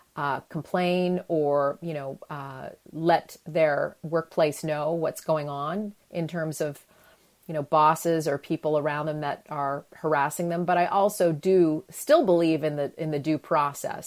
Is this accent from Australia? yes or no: no; Canada; moved away; I grew up in Canada.